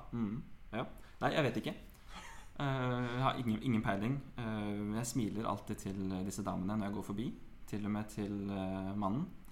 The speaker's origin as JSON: {"language": "Norwegian", "region": "Oslo", "country": "Norway", "tie": "born or raised there", "said": "Jeg er født på Aker sykehus, vokste opp på Grønland og flytta til Grorud da jeg var ti"}